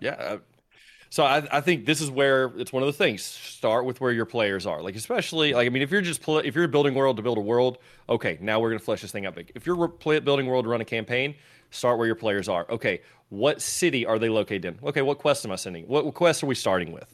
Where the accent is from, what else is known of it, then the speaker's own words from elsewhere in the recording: Tennessee, United States; I'm from Tennessee